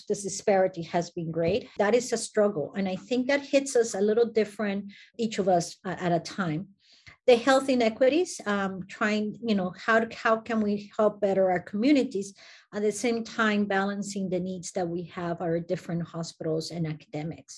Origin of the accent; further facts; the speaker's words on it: Guatemala; now in United States; I come from Guatemala, so Latin America